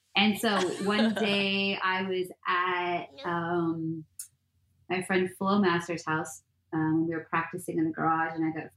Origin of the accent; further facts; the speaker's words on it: Miami, Florida, United States; moved away as an adult; I'm from Miami.